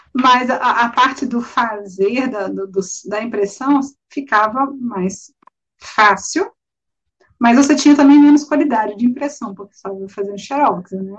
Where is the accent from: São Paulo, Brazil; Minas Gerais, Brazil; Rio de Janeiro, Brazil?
Minas Gerais, Brazil; Belo Horizonte; eu sou de Belo Horizonte